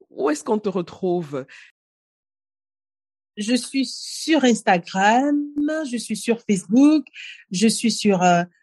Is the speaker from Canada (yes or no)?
no; Cameroon; also born or lived in Japan / Bangui / Dakar / Paris; Je suis camerounaise de Dakar, de Yaoundé, de Paris, de San Francisco. Voilà, je suis de Kinshasa, je suis de partout